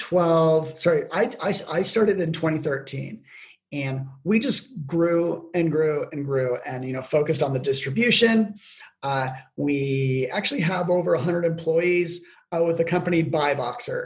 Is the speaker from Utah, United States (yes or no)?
yes; Logan, Utah, United States; my hometown, Logan, Utah